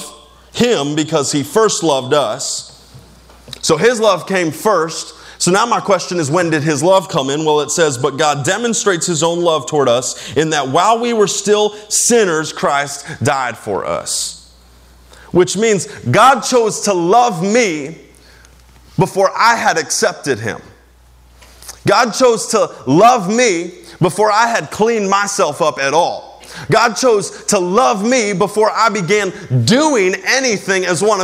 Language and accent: English; United States; as an American